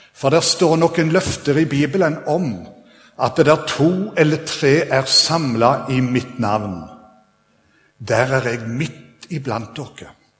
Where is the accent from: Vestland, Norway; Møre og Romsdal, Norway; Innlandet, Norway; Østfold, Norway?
Vestland, Norway; Sveio; now in Stavanger, Norway; jeg kommer opprinnelig fra Sveio. Og så har jeg bodd her i Stavanger nå i 27 år